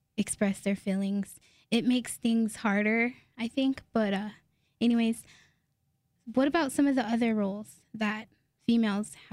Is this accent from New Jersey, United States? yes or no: no; New Mexico, United States; I've lived here most of my life too. Well, all my life